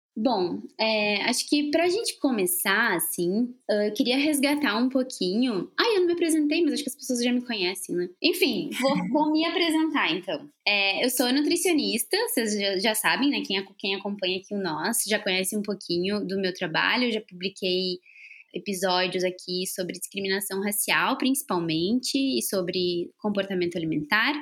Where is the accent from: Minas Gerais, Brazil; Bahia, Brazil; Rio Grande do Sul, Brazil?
Rio Grande do Sul, Brazil; Porto Alegre; moved away; Agora eu tô aqui em Porto Alegre, que é onde eu nasci